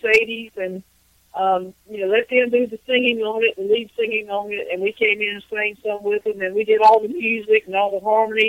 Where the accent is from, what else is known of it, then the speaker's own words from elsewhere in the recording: East Coast of North Carolina, United States; now in Raleigh, United States; I'm from the East Coast of North Carolina, and now I live in Raleigh.